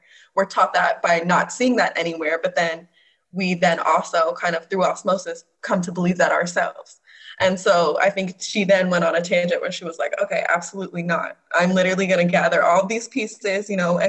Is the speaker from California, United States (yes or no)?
yes; Fairfield, California, United States; where I grew up in Fairfield, I grew up over here in the Bay Area, obviously surrounded by the Filipino community